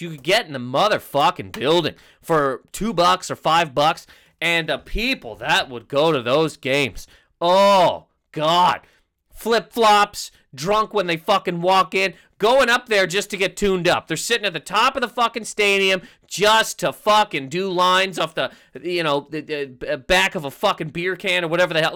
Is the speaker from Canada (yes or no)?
yes; Canada; I'm Canadian